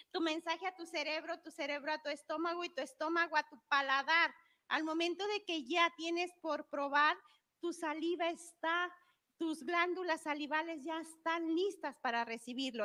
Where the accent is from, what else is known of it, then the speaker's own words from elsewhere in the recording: Guanajuato, Mexico; soy chef y soy cocinera tradicional del estado de Guanajuato